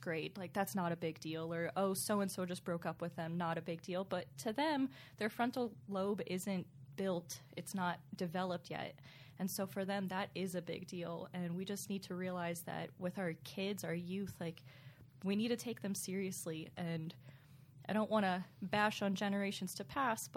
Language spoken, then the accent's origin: English; Pennsylvania, United States; I was born and raised in Pennsylvania